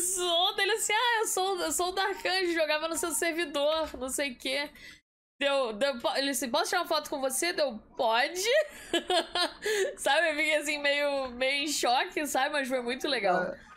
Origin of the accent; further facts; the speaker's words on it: Nilópolis, Rio de Janeiro, Brazil; Fluminense de Nilópolis